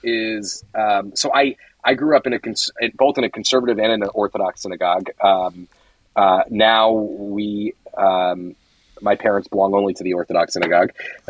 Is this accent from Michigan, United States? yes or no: no; Stamford, Connecticut, United States; Yeah, I'm from Connecticut, from Stamford, Connecticut, which is a relatively large and vibrant Jewish community. I did go to day school. I went to Bicultural Day School in Stamford, which is kindergarten through eighth grade.